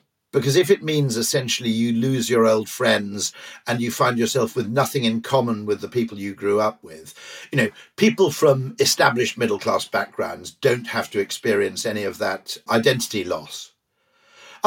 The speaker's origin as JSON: {"language": "English", "region": "Wales", "country": "United Kingdom", "tie": "born or raised there", "said": "I grew up in Wales, where rugby is the mass sport"}